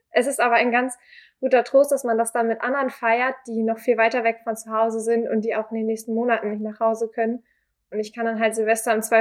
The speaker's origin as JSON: {"language": "German", "town": "Glinde", "region": "Schleswig-Holstein", "country": "Germany"}